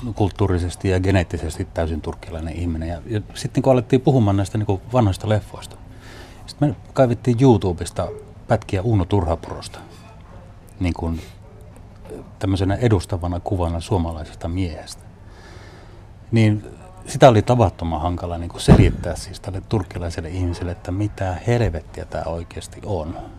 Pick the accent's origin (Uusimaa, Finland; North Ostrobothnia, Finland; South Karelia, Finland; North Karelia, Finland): North Ostrobothnia, Finland; Haapavesi; moved away as an adult; also born or lived in Kuusamo; now in Oulu, Finland; Sitten mä oon muuttanut Haapavedelle, joka on Pohjois-Pohjanmaata. Yksivuotiaasta asunut siellä niin kuin parikymppiseksi, minkä jälkeen muutin sitten Ouluun